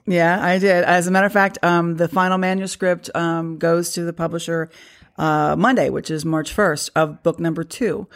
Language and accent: English; Loudoun County, Virginia, United States; I grew up probably, what, um, two, three miles from here